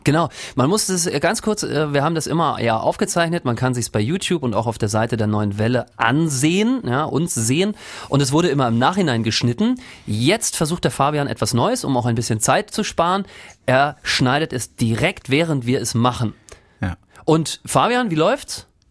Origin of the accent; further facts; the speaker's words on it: Rostock, Mecklenburg-Vorpommern, Germany; habe die WM im Wohnzimmer meiner Eltern geguckt und zwar äh, in Rostock, Lüttenklein, in einem Hochhaus haben wir damals gewohnt